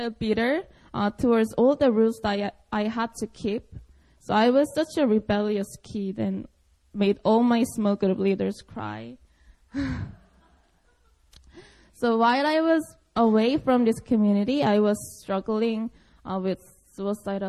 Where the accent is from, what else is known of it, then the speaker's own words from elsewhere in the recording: Seoul, South Korea; English is a second language; I was born and raised in Seoul, Korea